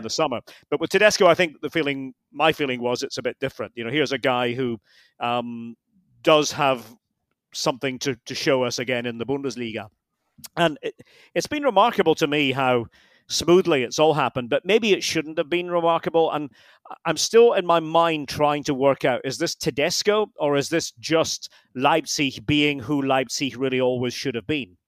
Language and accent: English; Scotland, United Kingdom; being a Scot